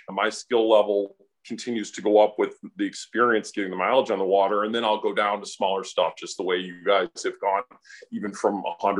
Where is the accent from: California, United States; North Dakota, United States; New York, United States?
New York, United States; Buffalo; I'm actually from Buffalo, New York.